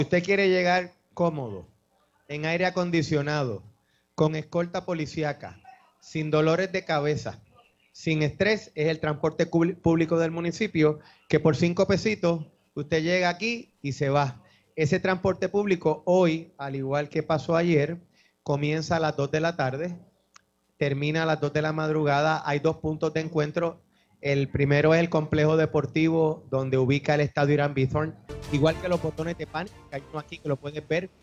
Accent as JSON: {"language": "Spanish", "country": "Puerto Rico", "said": "tradiciones que nos definen a nosotros como puertorriqueños"}